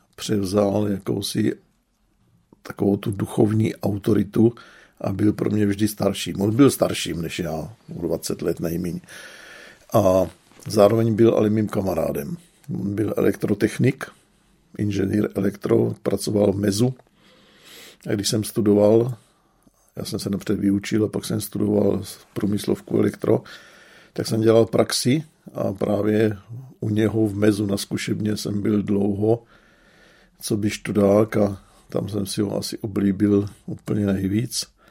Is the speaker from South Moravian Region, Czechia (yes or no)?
yes; Brno, South Moravian Region, Czechia; jsem vyrůstal v křesťanském sboru v Brně na Šámalce